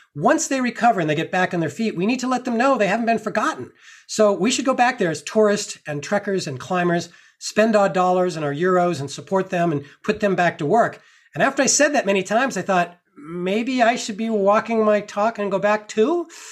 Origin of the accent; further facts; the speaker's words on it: Massachusetts, United States; I grew up in Massachusetts